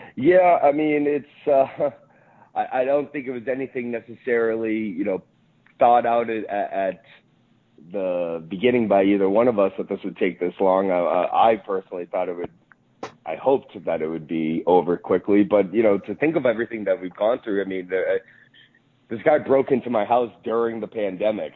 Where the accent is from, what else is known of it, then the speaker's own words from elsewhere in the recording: New England, United States; I grew up in in New England, and uh, I grew up obviously in the Northeast